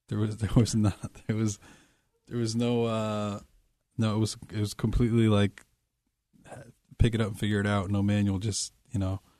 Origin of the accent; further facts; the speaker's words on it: Poughkeepsie, New York, United States; In Poughkeepsie.